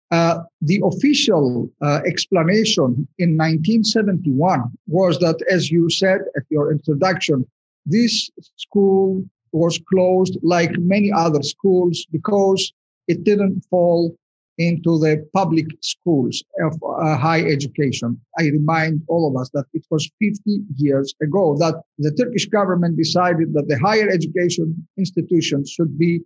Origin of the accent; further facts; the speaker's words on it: United States; I'm speaking now as an American representing all the Greek Americans and all Americans